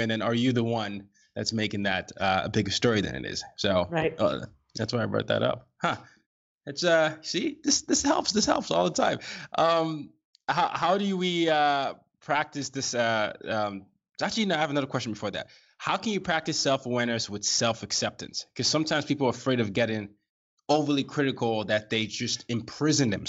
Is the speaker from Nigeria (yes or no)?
yes; Nigeria; American international school before going back to Nigeria, I went through this pendulum swing of being too Nigerian to not being Nigerian enough when I got back to Nigeria